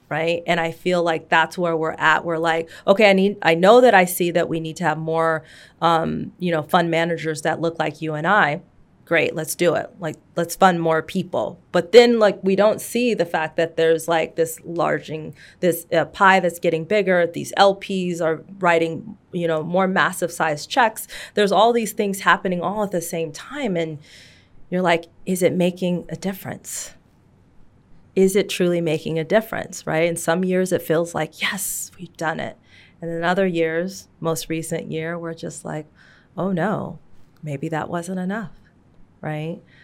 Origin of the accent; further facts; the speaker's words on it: Seattle, Washington, United States; I grew up in Seattle in the shadows of Microsoft and Amazon and Starbucks